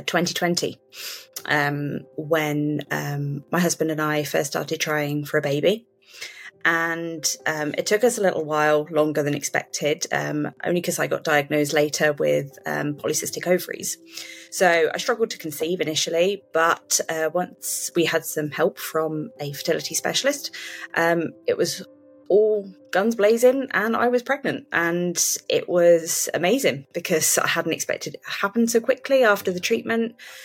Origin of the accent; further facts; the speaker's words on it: West Midlands, United Kingdom; I'm from the United Kingdom. I'm from a county called Shropshire. I kind of have lived all over the UK, so I'm a bit of a nomad, but this is where my home is